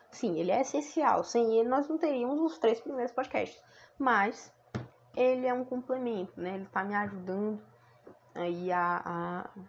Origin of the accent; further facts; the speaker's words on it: Fortaleza, Ceará, Brazil; sou natural de Fortaleza, no Ceará.